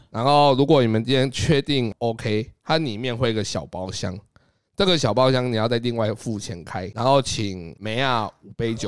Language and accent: Chinese; Taiwan; 我是丢台湾人的脸